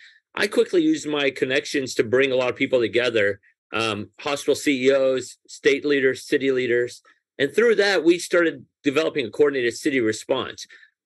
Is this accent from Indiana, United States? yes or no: no; Nashville, Tennessee, United States; English is a second language; also born or lived in Tehran, Iran; I was born in Iran, and my family, when I was 6 years old, moved from Tehran to Nashville, Tennessee.